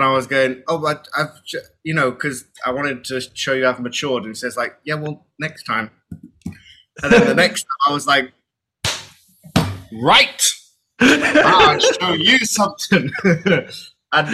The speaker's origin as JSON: {"language": "English", "country": "United Kingdom", "said": "I'm British"}